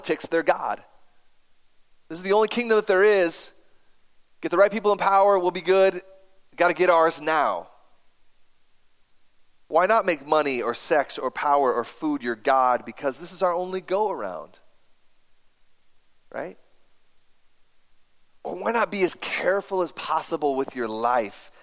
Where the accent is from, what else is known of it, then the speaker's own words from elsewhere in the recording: United States; I have an American passport